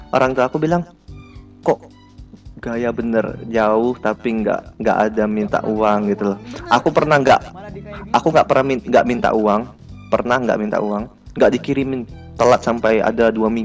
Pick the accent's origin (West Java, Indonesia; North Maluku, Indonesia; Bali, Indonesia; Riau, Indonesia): Riau, Indonesia; now in Surabaya, Indonesia; kalau misalnya dari daerah asal aku ya dibanding Surabaya Surabaya termasuk murah